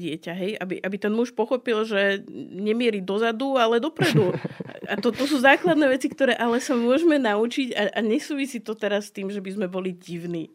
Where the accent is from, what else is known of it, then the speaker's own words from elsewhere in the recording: Slovakia; Lebo som Slovenka uh-huh. a, a žijem tu a milujem svoju krajinu, milujem svoju rodinu, ktorá tu žije. Vyrastala som v tejto kultúre